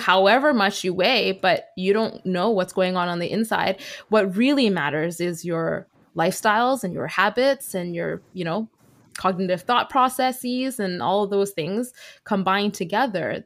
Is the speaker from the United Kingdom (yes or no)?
no; Vancouver, British Columbia, Canada; I am a second gen Chinese Canadian born and raised in Vancouver